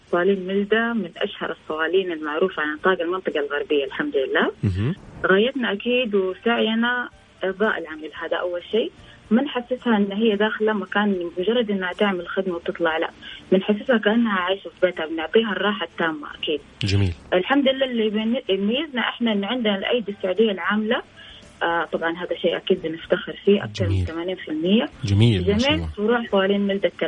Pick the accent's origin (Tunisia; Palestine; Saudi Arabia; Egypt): Saudi Arabia; فانا آه، سعوديه مفتخر فيها